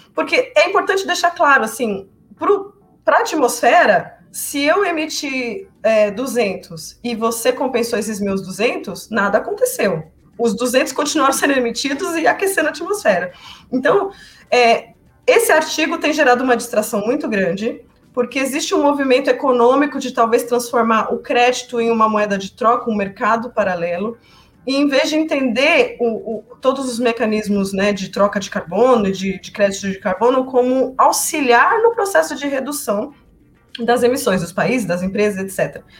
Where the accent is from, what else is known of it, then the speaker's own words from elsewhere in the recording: Brazil; como brasileira